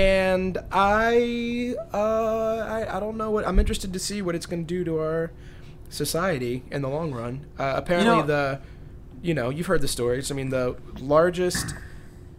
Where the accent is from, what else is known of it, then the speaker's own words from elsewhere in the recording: Richmond, Virginia, United States; I'm from Richmond